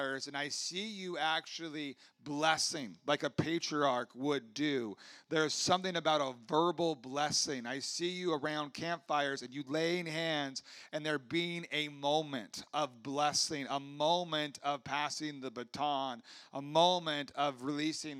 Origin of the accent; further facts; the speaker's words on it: Huntington Beach, California, United States; I grew up in Huntington Beach